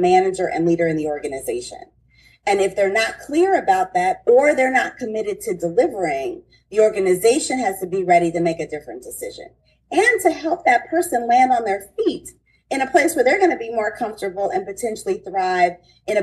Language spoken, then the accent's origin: English; Detroit, Michigan, United States; I'm from Detroit